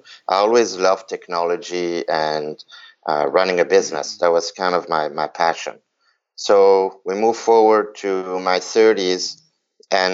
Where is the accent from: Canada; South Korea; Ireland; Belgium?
Belgium; moved away; also born or lived in New York / San Francisco; I was born in Belgium